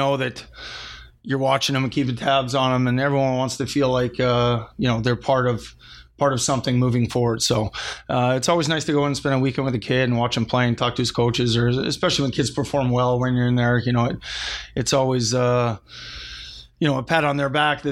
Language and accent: English; Alberta, Canada; it was in my hometown.